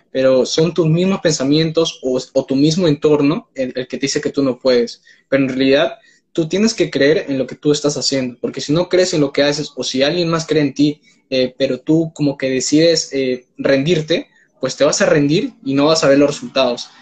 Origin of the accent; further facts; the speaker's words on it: Peru; tengo 19 años, soy de Perú